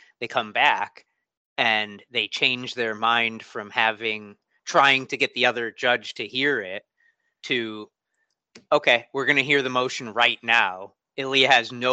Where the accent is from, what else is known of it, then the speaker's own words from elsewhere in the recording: Connecticut, United States; moved away as an adult; now in Massachusetts, United States; I grew up in Connecticut, but I moved up to Massachusetts about 17 years ago, 15 years ago